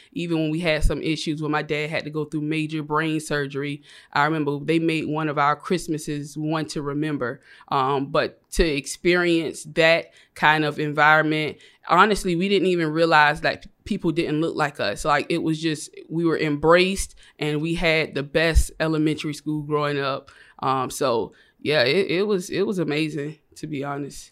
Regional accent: Savannah, Georgia, United States; moved away as an adult; now in Atlanta, United States; I was born and raised in Savannah, Georgia. I moved to Atlanta about three years, so I'm fresh out of Savannah

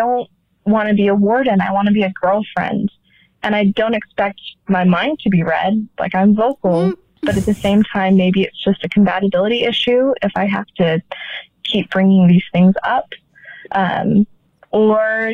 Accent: Utah, United States; I am 25 and from Utah.

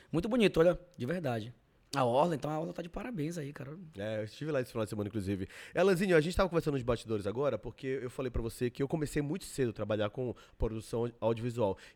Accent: Belém, Pará, Brazil; Eu sou de Belém mesmo.

